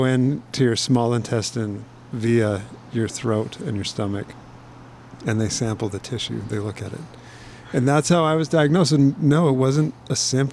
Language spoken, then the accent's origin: English; Calgary, Alberta, Canada; growing up in Calgary